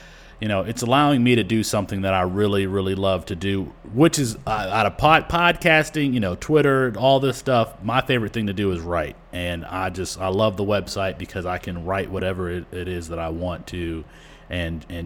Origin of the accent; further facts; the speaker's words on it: Michigan, United States; I'm born and raised in Michigan.